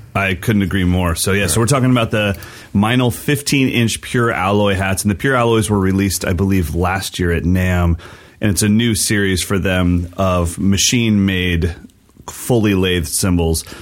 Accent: West Coast, United States; I'm a West Coast kid that's not growing up in Philly.

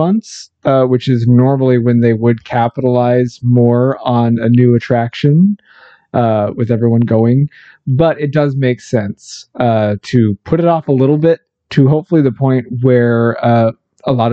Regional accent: United States; We are American

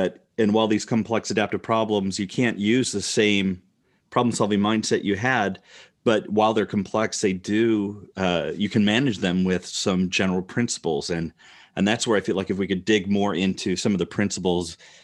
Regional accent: Rockford, Illinois, United States; now in Iowa, United States; I grew up in Rockford, Illinois.

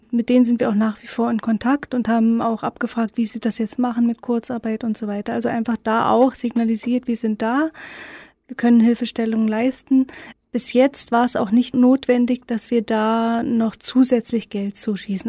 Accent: Berlin, Germany; Ich bin ja in Ostberlin aufgewachsen

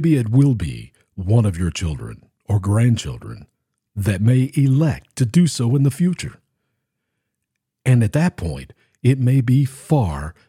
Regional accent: Tennessee, United States; my home state, the state of Tennessee

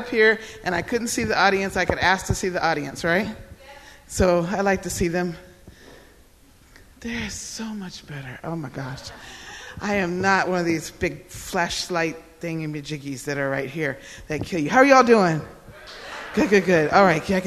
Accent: Odenton, Maryland, United States; he came to the hospital with my mother in Odenton, Maryland

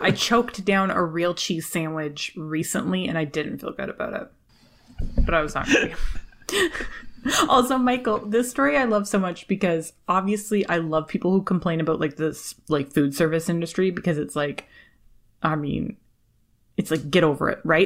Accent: Canada; I was born and raised in Canada

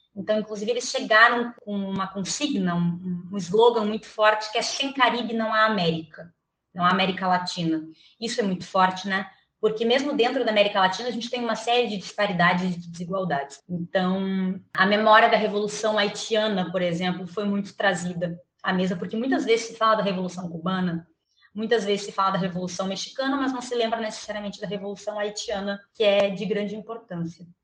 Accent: Brazil; aqui no Brasil

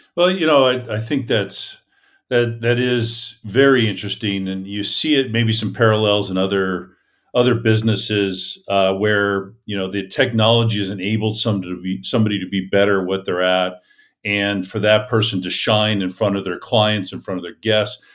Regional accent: Gilroy, California, United States; Auburn's a lot like my hometown, which is Gilroy, California

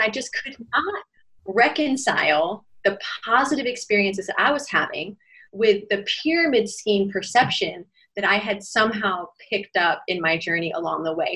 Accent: United States; moved away as an adult; also born or lived in Shanghai, China; now in Shenzhen, China; I'm American by passport, but I've lived in China for almost 16 years

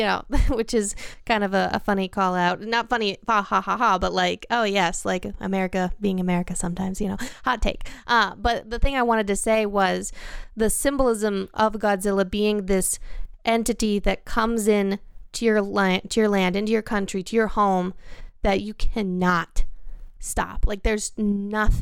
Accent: United States; as an American

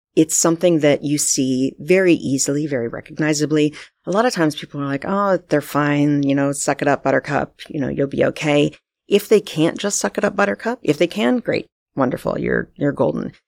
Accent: United States; moved away as an adult; now in Vancouver, Canada; I'm actually from the States, as you know.

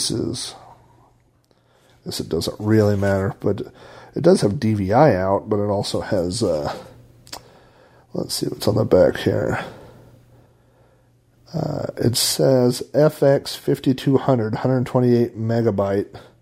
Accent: Oklahoma, United States; I'm from Oklahoma

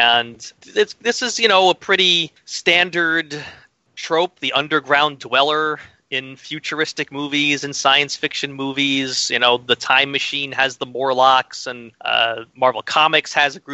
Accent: New York, United States; as a New Yorker

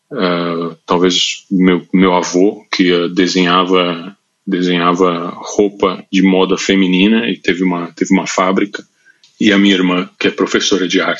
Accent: São Paulo, Brazil; Cara, eu nasci em São Paulo, eu nasci na Vila Mariana, depois vivi o resto da minha vida no Brasil, ali entre Santa Cecília e Genópolis

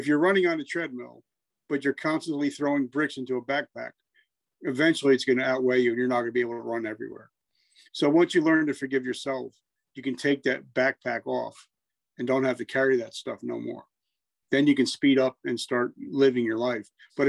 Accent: New Jersey, United States; Horrible. I grew up in Jersey.

